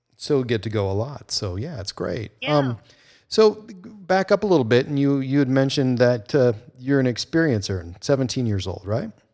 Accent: United States; I grew up on the Canadian border, and so I had kind of the best of both worlds

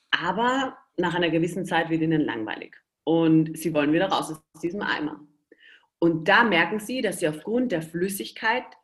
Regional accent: Austria; Ich bin ja Österreicher. Äh, Versuche mich aber immer sehr eurer deutschen, schönen Sprache ähm, anzupassen.

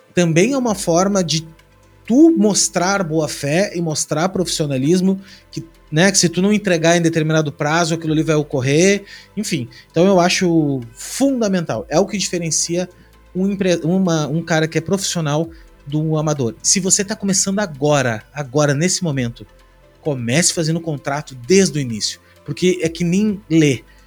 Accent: Rio Grande do Sul, Brazil; now in Santa Catarina, Brazil; Eu sou do Rio Grande do Sul, hoje eu moro em Santa Catarina

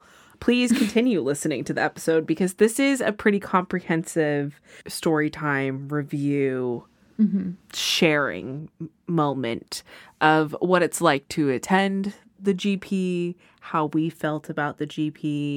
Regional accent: Texas, United States; born there; now in California, United States; and then moved to Southern California.

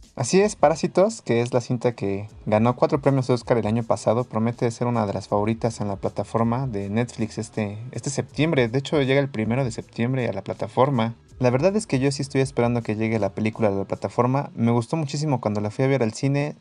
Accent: Mexico; nosotros como mexicanos

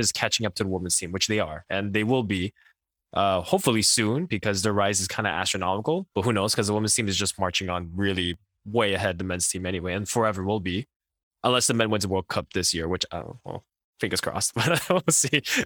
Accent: Quebec, Canada; growing up in Quebec

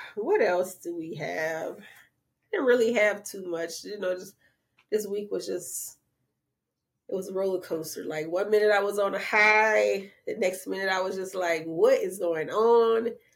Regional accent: New Orleans, Louisiana, United States; I'm from the Seven Ward

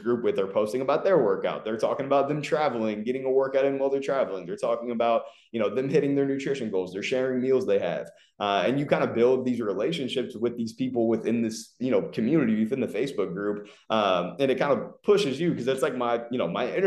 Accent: Ohio, United States; moved away as an adult; also born or lived in Los Angeles / Philadelphia; now in Fort Lauderdale, United States; I'm originally from Ohio. I lived there for the first 24 years of life, and then I moved to Los Angeles in February of 2019

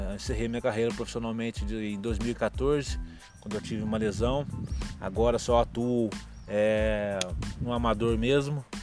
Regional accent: Itajubá, Minas Gerais, Brazil; eu nasci, fui criado em Itajubá

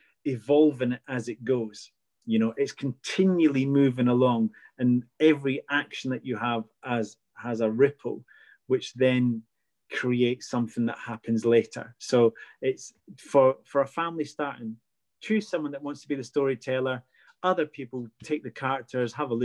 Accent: Scotland, United Kingdom; I'm Scottish, so I've got a massive background in fairy lore and folklore

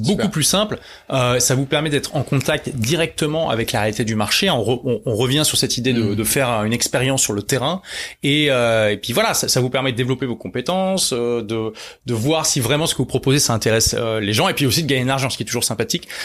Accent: Lille, Hauts-de-France, France; à l'époque j'étais à Lille, hein, c'est ma ville natale

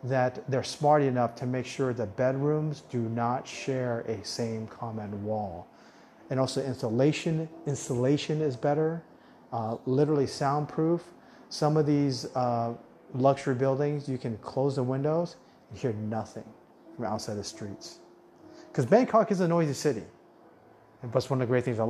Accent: Arizona, United States; moved away as an adult; also born or lived in Orange County, California / Las Vegas, Nevada / Latin America; now in Thailand; I grew up in Arizona, in Tucson, and Phoenix

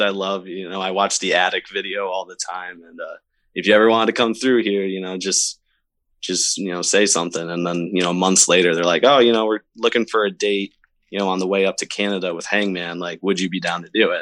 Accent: Syracuse, New York, United States; for a while in Syracuse, there wasn't really a whole lot going on

